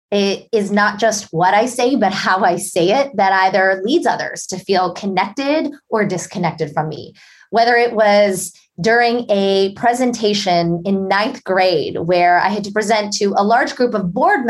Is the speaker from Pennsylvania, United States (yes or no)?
yes; Pittsburgh, Pennsylvania, United States; grew up as a shy and introverted girl in Pittsburgh, Pennsylvania.